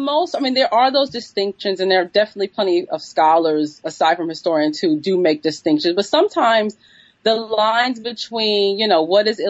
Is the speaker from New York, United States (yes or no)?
yes; New York City, New York, United States; But I'm from New York City, and I grew up with these, you know, these different types of laborers around me.